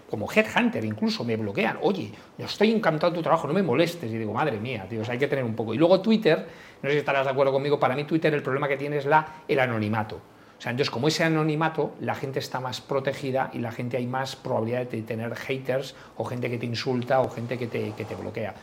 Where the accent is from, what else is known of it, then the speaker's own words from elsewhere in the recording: Galicia, Spain; yo como familia gallega, pues en Galicia es muy típico que cuando vas a tomarte algo paga uno